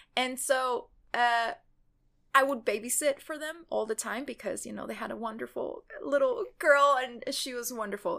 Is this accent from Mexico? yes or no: yes; Mexico; moved away; me growing up in Mexico